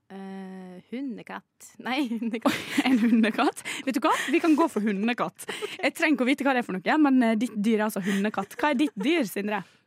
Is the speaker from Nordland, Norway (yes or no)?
no; Ålesund, Møre og Romsdal, Norway; moved away; jeg er fra Ålesund